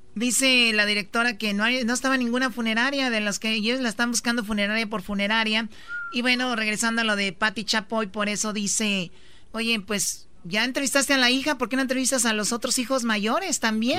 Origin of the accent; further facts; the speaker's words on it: Mexico; Somos latinos, somos mexicanos